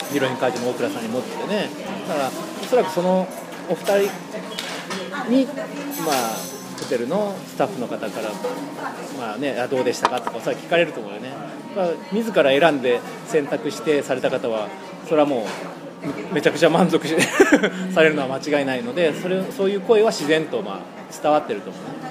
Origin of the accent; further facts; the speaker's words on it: Kitakyushu, Fukuoka, Japan; moved away as an adult; now in Fukuoka, Japan; これが自分の出身地だったらよできなかったよね世間体とかあるから小倉だといろいろねよく知ってる人とかいっぱいいるから